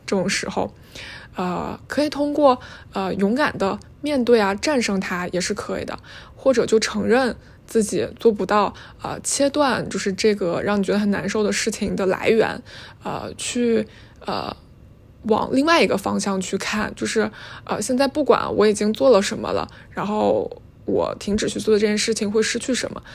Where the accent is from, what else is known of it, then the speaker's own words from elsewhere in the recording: Northeast China, China; moved away as an adult; also born or lived in Boston, United States; now in Hong Kong; 作为一个东北人四处被歧视的这种经历